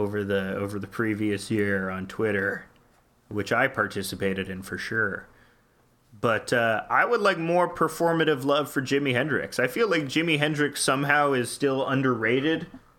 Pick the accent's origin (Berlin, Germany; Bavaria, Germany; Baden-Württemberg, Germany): Bavaria, Germany; English is a second language; Forgive my English. Yeah. I'm from Bayern.